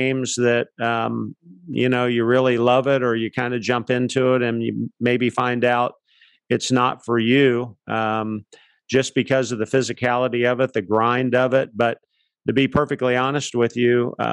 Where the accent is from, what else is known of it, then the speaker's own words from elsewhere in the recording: Palm Beach Gardens, Florida, United States; also born or lived in Akron, Ohio; I was born in Ohio, Akron, Ohio. My parents moved to Palm Beach County when I was one. Dad got a job out at Pratt Whitney Aircraft, and I grew up in Palm Beach County.